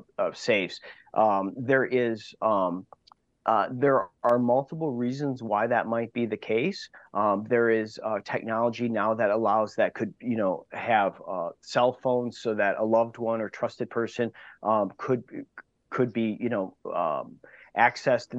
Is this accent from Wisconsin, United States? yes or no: yes; Wauwatosa, Wisconsin, United States; I grew up in Wauwatosa